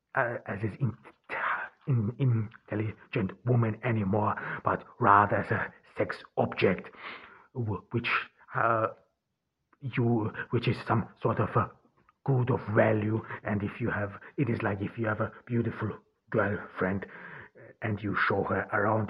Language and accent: English; Ordu, Turkey; I'm recording this in Turkey, in, uh, in Ordu, my home town where I am now during the pandemic